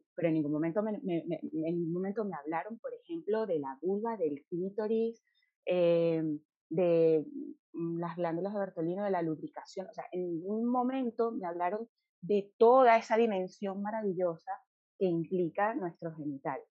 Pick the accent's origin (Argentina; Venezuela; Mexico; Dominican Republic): Venezuela; nosotras tres somos venezolanas